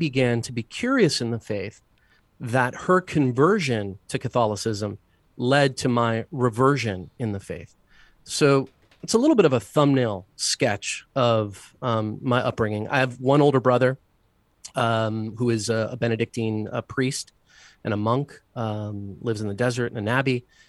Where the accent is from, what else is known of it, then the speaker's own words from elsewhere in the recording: Mexico; also born or lived in Buenos Aires, Argentina / Caracas, Venezuela / US Virgin Islands; now in United States; My father ran the Latin American and Caribbean part of a big bank. So I grew up in Mexico, in Buenos Aires, in Argentina, where our Holy Father is from. I spent some years in Caracas, in Venezuela, and spent some years in the U.S. Virgin Islands as well